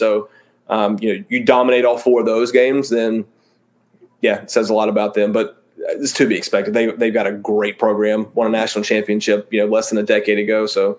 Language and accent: English; Greenville, North Carolina, United States; born and raised in Greenville, North Carolina, man, growing up playing ball, like we used to go to watch ECU games all the time.